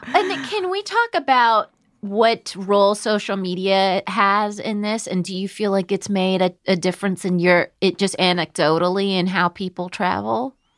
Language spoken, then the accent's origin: English; United States; I'm from America